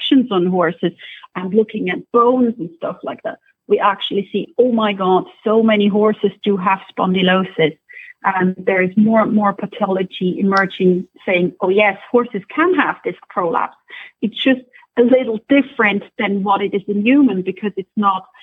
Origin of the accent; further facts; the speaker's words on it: Switzerland; also born or lived in Scotland; now in Ireland; I'm originally from Switzerland. Then I used to work in Scotland for a while, for several years, and now we're in Ireland.